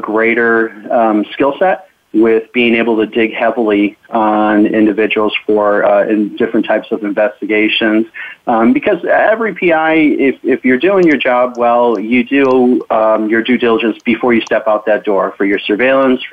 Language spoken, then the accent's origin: English; Chicago, Illinois, United States; moved away as an adult; I was born and raised in Chicago, and I was a private investigator there for 15 years.